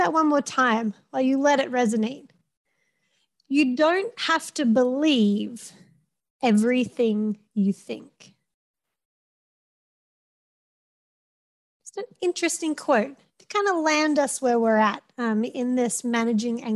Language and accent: English; Australia; now in Madison, United States; You can tell by my accent and by my name gives it away, I am Australian